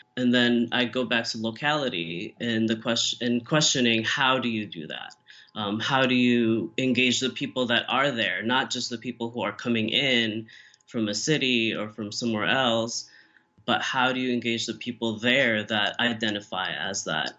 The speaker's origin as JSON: {"language": "English", "country": "Philippines", "moved": "yes", "lives_now": "Chicago, United States", "said": "as a person of color as a Filipino"}